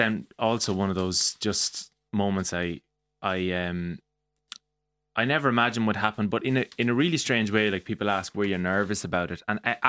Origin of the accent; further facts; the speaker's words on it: Mullingar, Leinster, Ireland; So, being from Mullingar